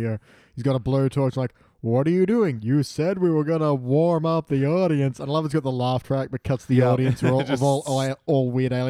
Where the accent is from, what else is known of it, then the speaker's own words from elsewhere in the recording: United States; moved away; I was growing up in America